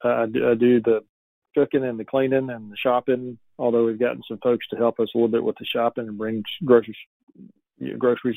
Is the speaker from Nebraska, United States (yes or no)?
no; Atlanta, Georgia, United States; We're both from Atlanta, Georgia